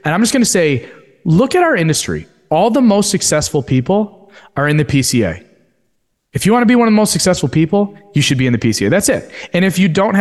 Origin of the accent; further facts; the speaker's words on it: Royal Oak, Michigan, United States; my hometown of Royal Oak, Michigan, where everyone knew me or my dad or my family